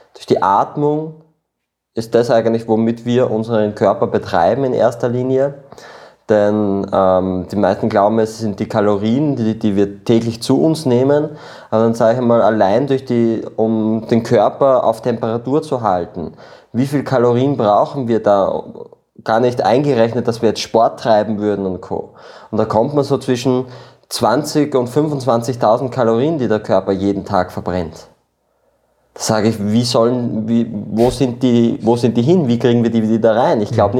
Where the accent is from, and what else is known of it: Austria; born or raised there; also born or lived in Peru